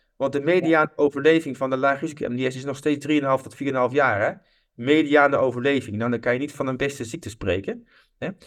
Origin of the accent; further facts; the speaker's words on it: Netherlands; als Nederlanders